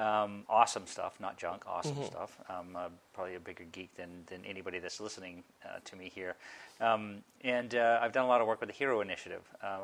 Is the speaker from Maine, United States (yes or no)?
yes; Maine, United States; when I had a paper route growing up in Maine.